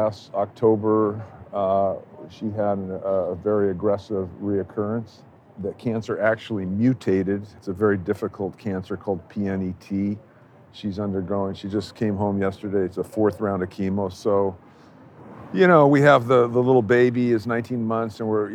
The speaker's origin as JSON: {"language": "English", "town": "San Diego", "region": "California", "country": "United States", "tie": "born or raised there", "said": "we grew up in San Diego together"}